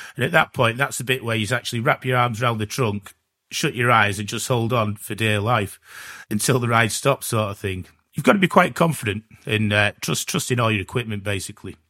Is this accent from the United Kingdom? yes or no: yes; Gloucester, South West England, United Kingdom; I'm from Gloucester